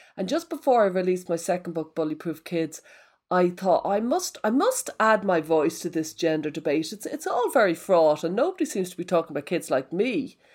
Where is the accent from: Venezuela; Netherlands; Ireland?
Ireland; I'm Irish, so all my life took place in pubs.